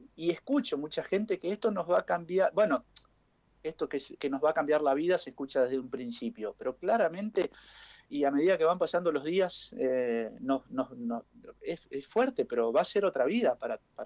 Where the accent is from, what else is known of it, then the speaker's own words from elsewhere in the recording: Chaco, Argentina; moved away as an adult; also born or lived in Buenos Aires; now in Pilar, Argentina; Todos saben que soy chaqueño.